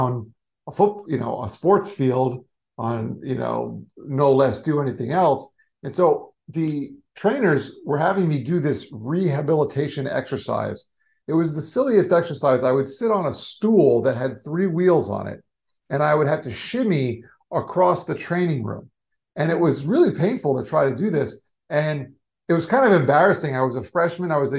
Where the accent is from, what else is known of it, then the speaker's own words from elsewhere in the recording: South Florida, United States; also born or lived in New York; I grew up in South Florida, but I wanted to go back to New York that's actually where I was born